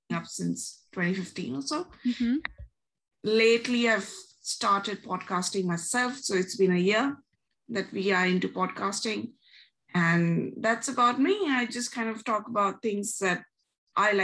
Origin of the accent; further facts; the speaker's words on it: New Delhi, Delhi, India; moved away as an adult; now in Melbourne, Australia; am originally from New Delhi, India, but I've been in Melbourne ever since the March of 2013